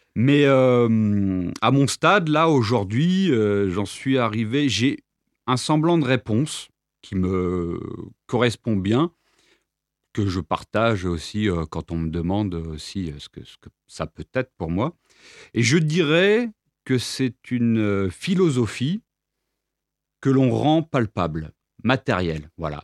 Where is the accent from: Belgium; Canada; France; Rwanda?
France; Reims, Grand Est; moved away as an adult; also born or lived in Nîmes; now in Apulia, Italy; je suis né à Reims en 1993